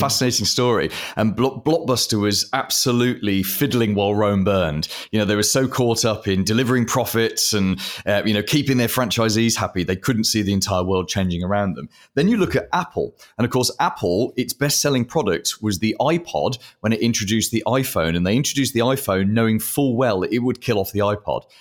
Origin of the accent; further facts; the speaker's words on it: United Kingdom; I'm British